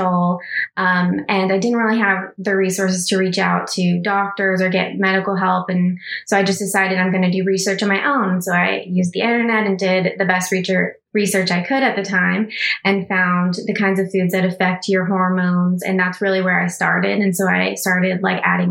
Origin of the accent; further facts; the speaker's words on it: Texas, United States; growing up in Texas, in a very rural conservative town family